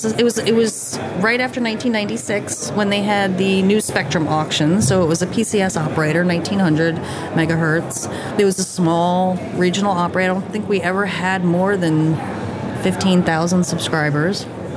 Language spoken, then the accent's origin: English; New Jersey, United States; moved away as an adult; also born or lived in New York / Florida / Colorado / Kansas; now in Montana, United States; I grew up in New York and New Jersey, very metropolitan, very, you know, and living in Montana, very rural